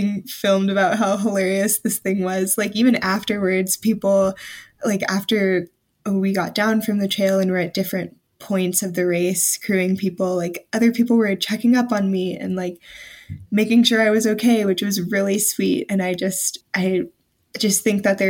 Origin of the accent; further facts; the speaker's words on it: the South, United States; I'm from the South, so I'm not used to extremely cold weather or anything